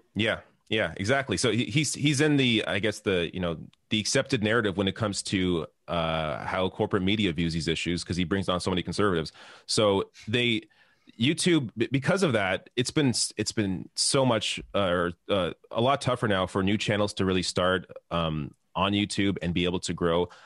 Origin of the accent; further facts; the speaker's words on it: Canada; I'm Canadian